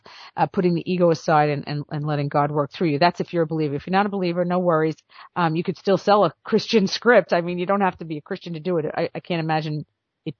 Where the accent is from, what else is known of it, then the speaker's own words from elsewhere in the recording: New York, United States; I'm from New York